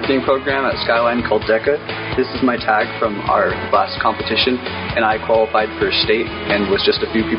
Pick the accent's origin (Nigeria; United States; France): United States; Sammamish, Washington; also born or lived in Pensacola, Florida; I'm the youngest of five kids. I was born in Pensacola, Florida, and I've lived in Sammamish for 13 years, so most of my life.